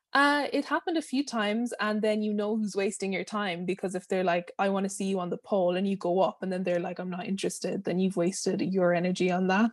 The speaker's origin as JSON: {"language": "English", "country": "Ireland", "moved": "as an adult", "said": "I'm from Ireland."}